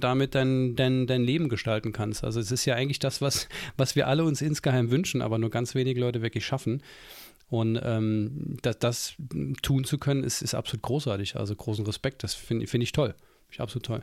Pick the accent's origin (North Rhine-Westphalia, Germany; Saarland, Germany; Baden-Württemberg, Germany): Saarland, Germany; ich als Saarländer ähm, bin ja sehr nah an Frankreich.